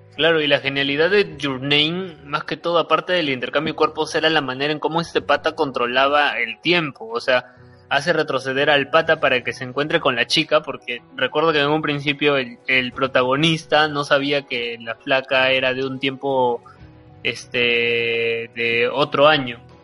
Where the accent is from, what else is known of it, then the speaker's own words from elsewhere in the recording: Peru; porque soy peruano, o sea, es una película por el cual este, mi país está compitiendo